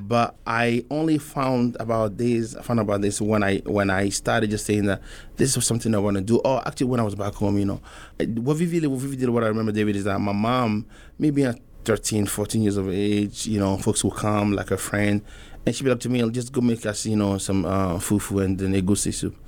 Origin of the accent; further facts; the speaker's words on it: Togo; also born or lived in Mali (ancestry); now in Omaha, United States; I'm from Togo. I wanna clarify that I was born there, but my folks are from Mali